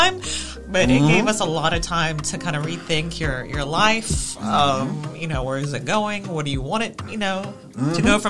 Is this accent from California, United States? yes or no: no; Spartanburg, South Carolina, United States; I was born and raised here in Spartanburg, South Carolina. Shout out to Sparkle City. My family is very international. My nationality, I am Middle Eastern, Palestinian to be exact.